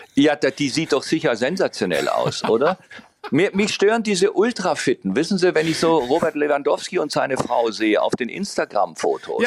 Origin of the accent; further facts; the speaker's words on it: Baden-Württemberg, Germany; ich bin ja im Piet Kong gebiet aufgewachsen in Baden-Württemberg.